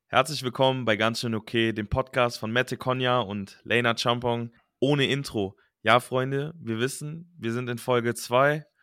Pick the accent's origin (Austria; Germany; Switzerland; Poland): Germany; Cologne area, North Rhine-Westphalia; also born or lived in Düsseldorf; ich bin in Düsseldorf geboren und dann in Langenfeld und Leverkusen und im Kölner Raum aufgewachsen